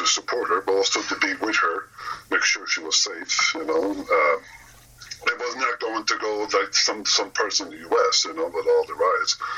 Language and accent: English; Moncton, New Brunswick, Canada; here in my hometown in Moncton, New Brunswick